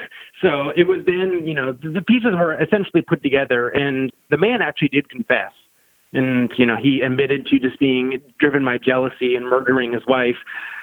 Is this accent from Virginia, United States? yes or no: no; Milton, Vermont, United States; growing up in Milton